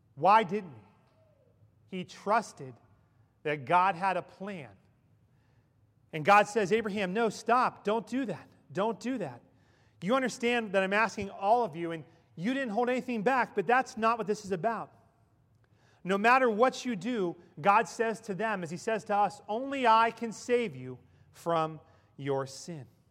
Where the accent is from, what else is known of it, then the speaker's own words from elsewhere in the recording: Ellwood City, Pennsylvania, United States; moved away; In my hometown in Elwood City, Pennsylvania